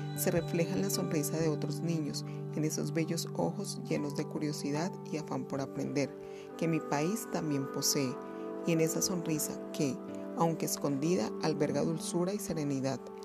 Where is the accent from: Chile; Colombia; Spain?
Colombia; soy docente de literatura y soy de Colombia